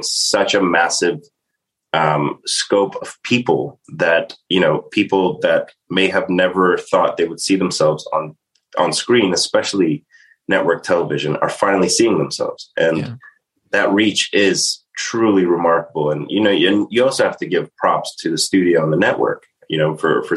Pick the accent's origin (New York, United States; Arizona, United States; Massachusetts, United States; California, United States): New York, United States; New York City; I'm from Staten Island, New York